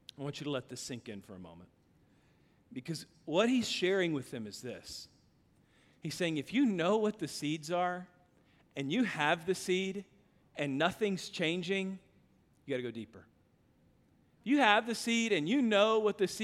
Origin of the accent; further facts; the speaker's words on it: Kansas, United States; now in Texas, United States; I grew up in Kansas.